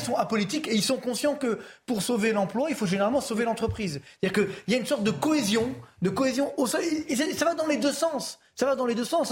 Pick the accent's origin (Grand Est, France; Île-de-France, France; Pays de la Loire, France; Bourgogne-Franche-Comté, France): Île-de-France, France; Orly; je viens des HLM d'Orly, donc je suis pas loin de Créteil